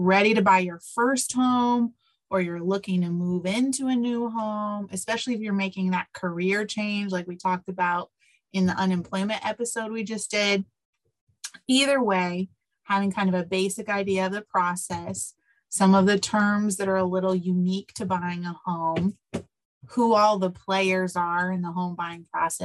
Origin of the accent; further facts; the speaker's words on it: Decatur, Illinois, United States; now in Champaign, United States; 45 minutes away in Decatur, where my hometown is